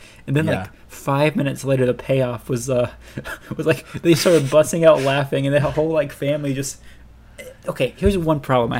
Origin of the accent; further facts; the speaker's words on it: United States; as an American